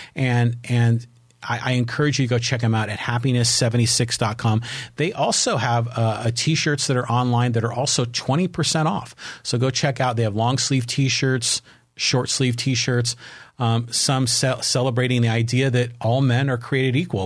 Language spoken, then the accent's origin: English; San Francisco, California, United States; I was born in San Francisco. I grew up in the Bay Area